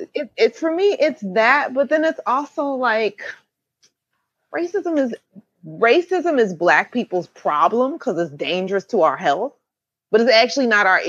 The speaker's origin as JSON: {"language": "English", "region": "Pennsylvania", "country": "United States", "said": "You know, I'm from Pennsylvania."}